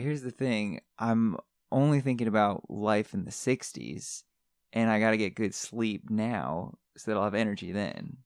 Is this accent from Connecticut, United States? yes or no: yes; Connecticut, United States; moved away; I grew up in Connecticut